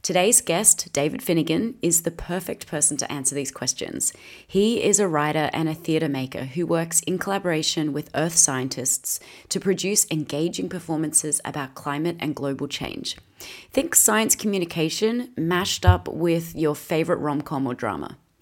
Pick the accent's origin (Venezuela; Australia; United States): Australia; I'm an Aussie actress